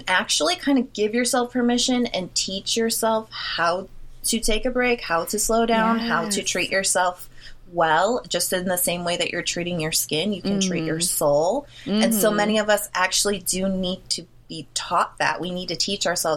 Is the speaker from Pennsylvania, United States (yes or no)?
no; Milwaukee, Wisconsin, United States; I am from Milwaukee, Wisconsin, hometown to Jeffrey Dahmer